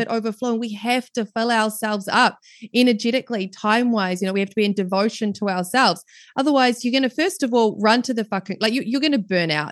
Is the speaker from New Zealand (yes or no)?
yes; New Zealand; accent: New Zealand; as you can probably tell from my accent, I am right down in the bottom of the world in New Zealand. So I'm based down in New Zealand.